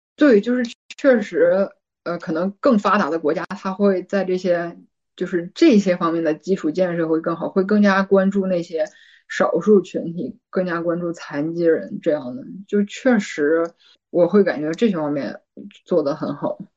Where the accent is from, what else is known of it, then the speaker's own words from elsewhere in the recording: Northeast China, China; moved away as an adult; also born or lived in Tianjin, China; now in Germany; 当然没有我家冷嘛，因为我是东北人嘛